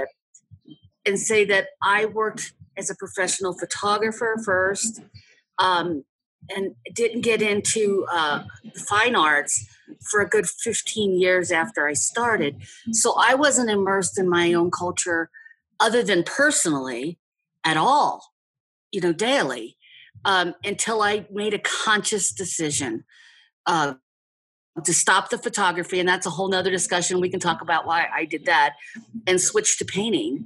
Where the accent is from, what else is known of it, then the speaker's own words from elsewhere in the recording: Cincinnati, Ohio, United States; I grew up in Cincinnati, Ohio